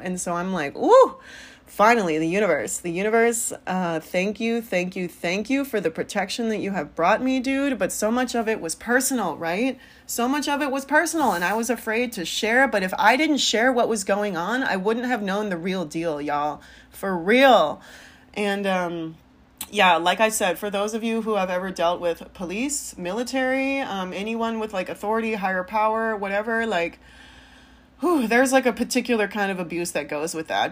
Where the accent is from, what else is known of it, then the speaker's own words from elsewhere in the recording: San Francisco Bay Area, California, United States; now in St. Louis, United States; I'm from the Bay, the Bay Area